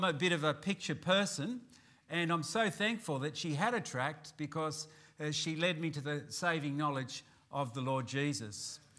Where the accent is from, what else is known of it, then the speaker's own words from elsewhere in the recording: Newcastle, New South Wales, Australia; I come from Newcastle in New South Wales, and I'm a pastor of the Baptist Tabernacle there.